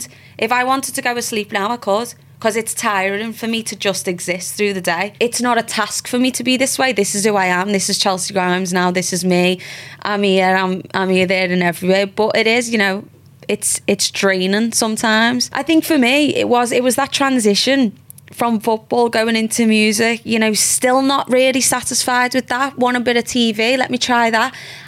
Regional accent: Liverpool, North West England, United Kingdom; moved away as an adult; I'm there from Liverpool

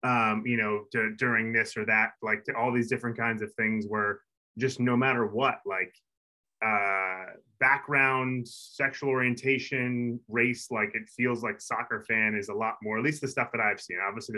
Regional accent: New York, United States; I'm from America, I'm from New York

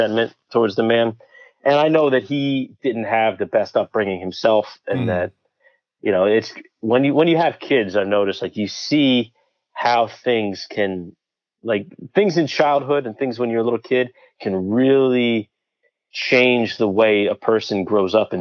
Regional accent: Bridgewater, New Jersey, United States; I'm from Central Jersey. I grew up in a town called Bridgewater

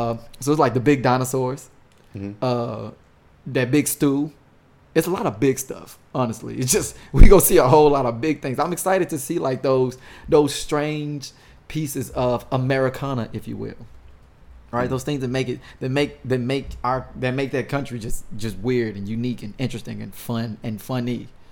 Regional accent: St. Louis, Missouri, United States; I mean, I'm from St. Louis. I'm Midwest.

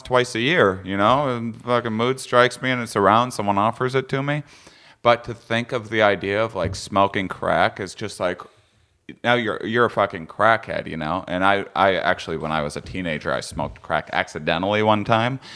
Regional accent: Wisconsin, United States; I'm from Wisconsin, so I'm used to bland food myself.

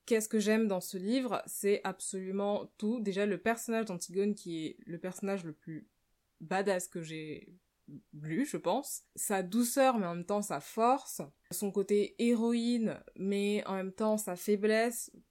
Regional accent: France; moved away as an adult; je suis née en France et j'ai vécu en France la plus grande partie de ma vie, c'est-à-dire pendant les 24 premières années de ma vie

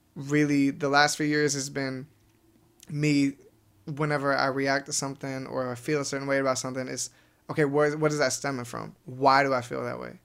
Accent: Wenatchee, Washington, United States; now in El Segundo, United States; we grew up together in Wenatchee

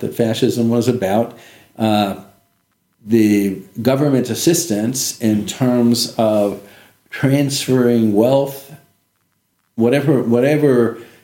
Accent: Los Angeles, California, United States; moved away as an adult; also born or lived in Ohio / Albany, New York / San Francisco / China; now in Beijing, China; I was born and raised in Los Angeles

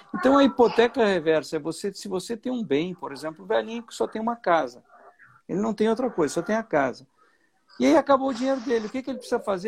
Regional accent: Bocaina do Sul, Santa Catarina, Brazil; eu nasci numa fazenda é, em Bocaina do Sul, né? Que é uma pequena cidade aqui

